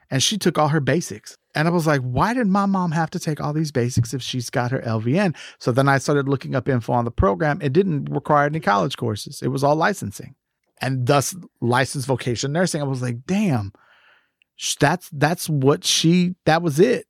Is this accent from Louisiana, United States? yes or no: no; Galveston, Texas, United States; I grew up as an only child in an immigrant family here in Texas